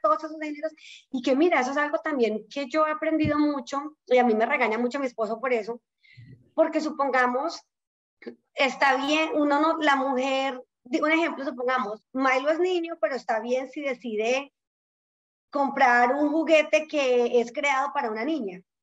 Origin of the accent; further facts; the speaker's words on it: Colombia; accent: Colombian; moved away as an adult; now in United States; yo crecí en Colombia